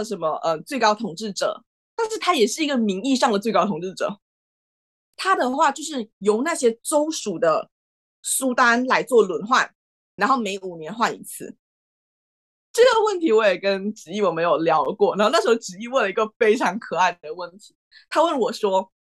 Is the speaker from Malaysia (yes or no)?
yes; Malaysia; now in Netherlands; 如果我说我是马来西亚人，我就会觉得已经很麻木了吧，就不太会有很深的感触。但是这个门面大小，这确实就是来到荷兰，你也会看到